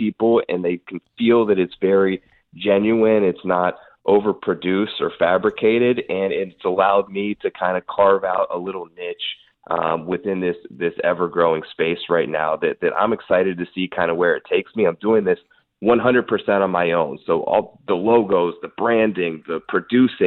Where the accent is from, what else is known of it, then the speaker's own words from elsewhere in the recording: Kent, Ohio, United States; also born or lived in West Virginia; I grew up in Kent, Ohio